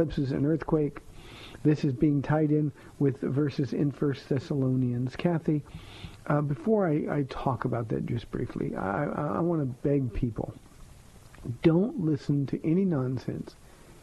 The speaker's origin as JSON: {"language": "English", "region": "Southern California", "country": "United States", "said": "I'm from Southern California"}